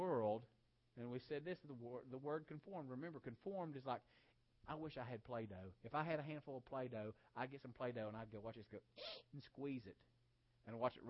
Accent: West Virginia, United States; I grew up in West Virginia

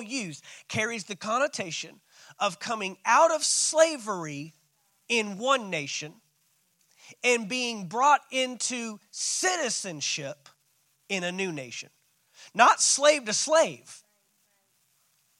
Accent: Fort Worth, Texas, United States; moved away; also born or lived in St. Augustine, Florida / Valdosta, Georgia; I'm a city boy, man. I'm from Fort Worth, Texas.

